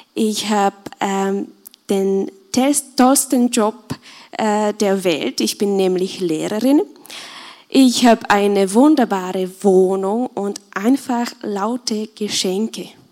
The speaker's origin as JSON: {"language": "German", "country": "Czechia", "moved": "as an adult", "lives_now": "Austria", "said": "ich komme aus Tschechien und ich bin seit dreieinhalb Jahren hier in Österreich"}